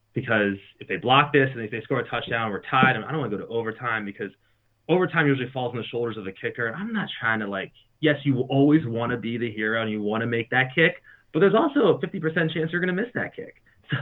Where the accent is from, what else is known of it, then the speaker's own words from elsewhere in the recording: Baltimore, Maryland, United States; I'm from Baltimore.